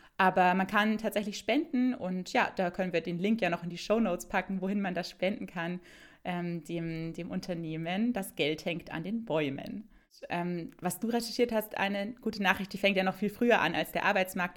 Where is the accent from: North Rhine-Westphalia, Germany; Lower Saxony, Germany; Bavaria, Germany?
Bavaria, Germany; in Bayern liegen würde, wo ich herkomme